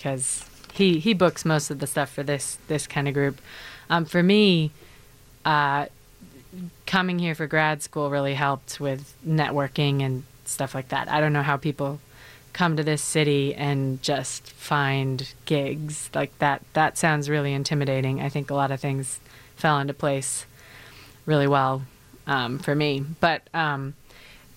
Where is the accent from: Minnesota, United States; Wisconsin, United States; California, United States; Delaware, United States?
Wisconsin, United States; Elk Mound; moved away as an adult; now in Chicago, United States; I'm from a very small town called Elk Mound, 800 people or so.